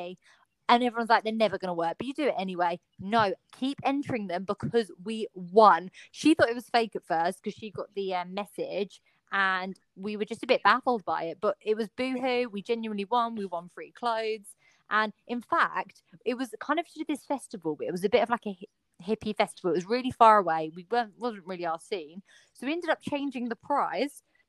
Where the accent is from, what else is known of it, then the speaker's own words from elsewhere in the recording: United Kingdom; going on holiday as a Brit